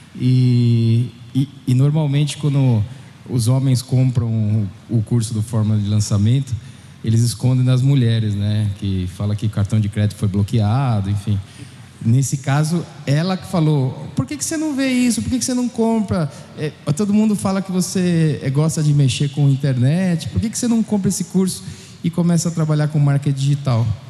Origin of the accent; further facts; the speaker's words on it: São Paulo, Brazil; also born or lived in Spain; eu sou aqui de São Paulo